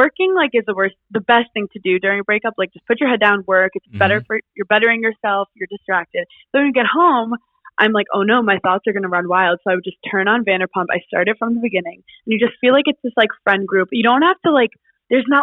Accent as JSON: {"language": "English", "town": "New York City", "region": "New York", "country": "United States", "tie": "born or raised there", "also_born_or_lived": "Queens, New York", "said": "I grew up in Brooklyn, New York, Park Slope"}